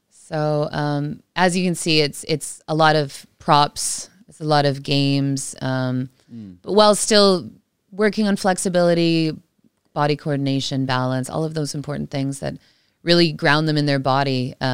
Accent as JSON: {"language": "English", "country": "Canada", "tie": "born or raised there", "said": "remember from from growing up in Canada"}